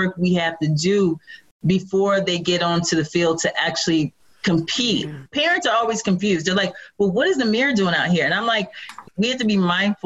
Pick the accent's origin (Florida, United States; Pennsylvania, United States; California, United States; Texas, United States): Pennsylvania, United States; Radnor; also born or lived in North Philadelphia; I was basically raised in Radnor.